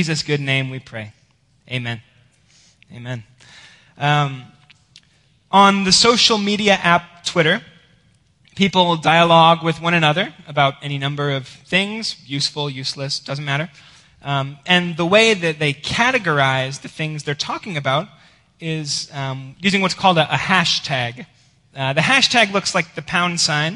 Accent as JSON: {"language": "English", "region": "Georgia", "country": "United States", "moved": "yes", "said": "I am from Georgia"}